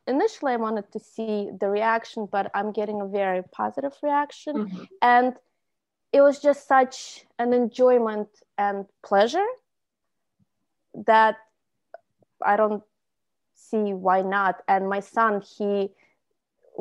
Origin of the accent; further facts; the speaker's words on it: Moscow, Russia; English is a second language; moved away as an adult; now in United States; I was born in Soviet Union, Russia. And at that time, we did not have the wonderful access to all the technology and internet. So our pastime was being outside, but being in Moscow